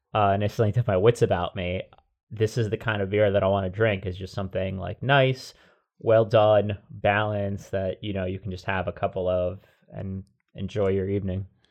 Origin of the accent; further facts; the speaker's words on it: New Jersey, United States; moved away; I grew up in Jersey primarily before moving to, to this part, uh, of the U S